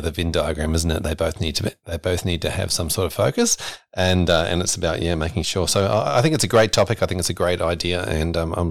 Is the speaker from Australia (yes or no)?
no; New Zealand; accent: New Zealand; I was I was actually born and brought up in New Zealand, and so sometimes you'll hear that through as a funny little accent that uh, tends to come through every now and then in a, in a, word.